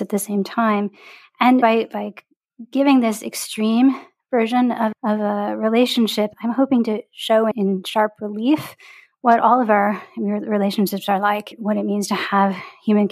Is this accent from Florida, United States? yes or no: no; Detroit, Michigan, United States; a girl growing up in Detroit, where I grew up